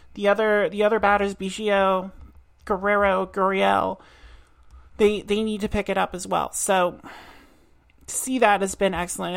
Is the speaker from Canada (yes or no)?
yes; Truro, Nova Scotia, Canada; now in Halifax, Canada; I am Nova Scotian. I was born and raised in Truro, and now live in Halifax.